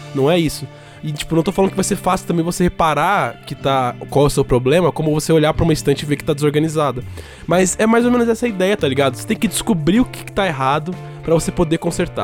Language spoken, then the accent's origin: Portuguese; Brazil; a gente nunca saiu do Brasil